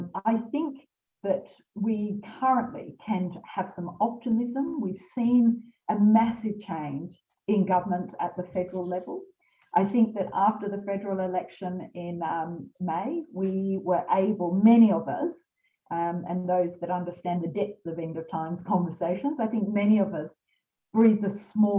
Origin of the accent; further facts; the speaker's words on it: Lismore, New South Wales, Australia; I'm from Lismore.